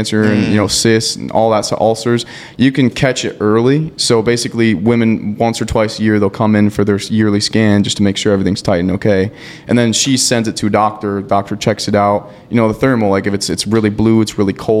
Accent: St. Michael, Minnesota, United States; also born or lived in Monticello, Minnesota; now in Otsego, United States; I moved when I was about 2 to St. Michael, Minnesota, and lived there my whole life. I'm born, pretty much raised there, and then I now live in Otsego.

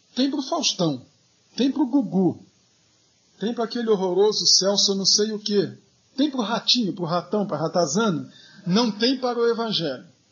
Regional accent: Rio de Janeiro, Brazil; quando eu era adolescente no Rio de Janeiro

